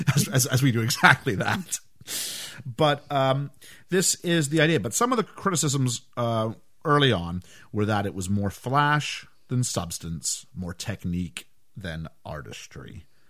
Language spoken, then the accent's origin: English; Canada; growing up in Canada